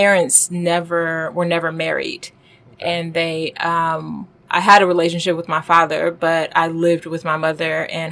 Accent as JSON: {"language": "English", "town": "Detroit", "region": "Michigan", "country": "United States", "also_born_or_lived": "Washington, D.C. / Silicon Valley", "moved": "as an adult", "lives_now": "New York, United States", "said": "I am from Detroit."}